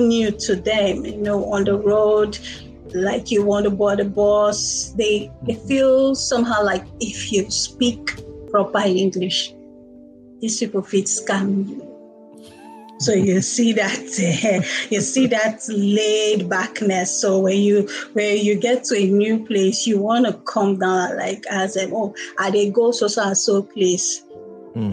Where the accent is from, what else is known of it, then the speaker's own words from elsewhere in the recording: Nigeria; first language Igbo; English is a second language; I was born in Nigeria. I've lived in Nigeria all my life